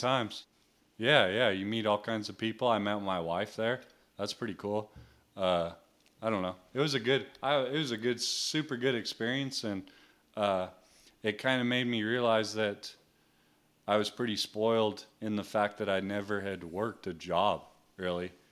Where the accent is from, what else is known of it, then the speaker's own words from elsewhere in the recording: New Mexico, United States; I grew up in New Mexico